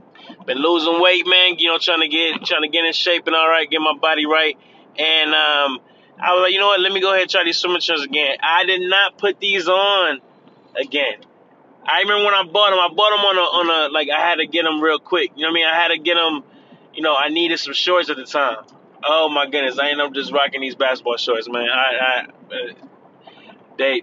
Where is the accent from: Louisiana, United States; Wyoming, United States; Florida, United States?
Florida, United States; I'm from Florida